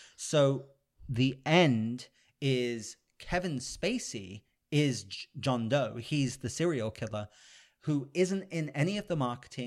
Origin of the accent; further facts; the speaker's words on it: United Kingdom; I'm a British gentleman